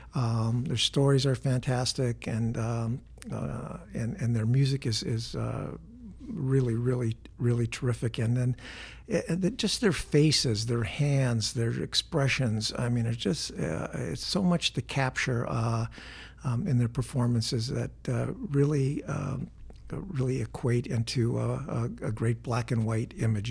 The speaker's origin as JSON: {"language": "English", "region": "Wisconsin", "country": "United States", "tie": "born or raised there", "said": "growing up in Wisconsin"}